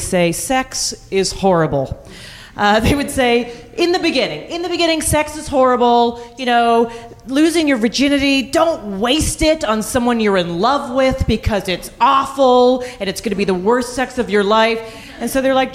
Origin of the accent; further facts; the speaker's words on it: Calgary, Alberta, Canada; I grew up in Calgary, and Banff is sort of the ski resort town nearby